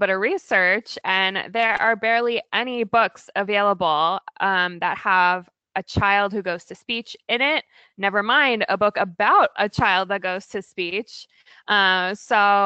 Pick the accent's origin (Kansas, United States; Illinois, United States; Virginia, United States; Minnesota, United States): Virginia, United States; also born or lived in California / Oregon / Maryland; now in Portland, United States; I grew up in Virginia, but we moved to the West Coast.